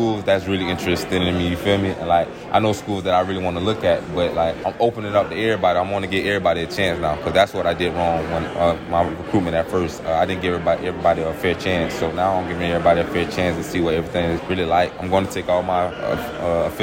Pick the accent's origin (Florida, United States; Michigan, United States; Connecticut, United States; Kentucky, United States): Florida, United States; Jacksonville; my hometown, Jacksonville, Florida